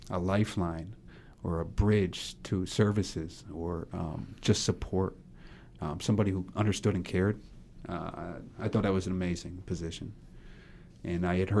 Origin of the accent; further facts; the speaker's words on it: Middletown, Connecticut, United States; I'm from Middletown